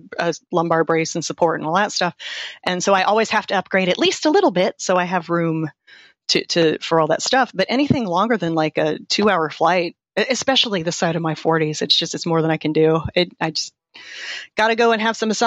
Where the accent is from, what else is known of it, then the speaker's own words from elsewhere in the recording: Florida, United States; moved away; also born or lived in Chattanooga, Tennessee / Seattle, Washington; I'm from Florida